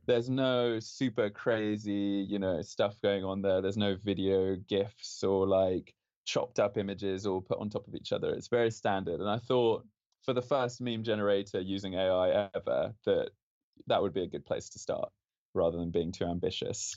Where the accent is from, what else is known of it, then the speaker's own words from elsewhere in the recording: London, United Kingdom; moved away as an adult; also born or lived in Spain / Oxford; now in Stanford, United States; I grew up in London from the age of five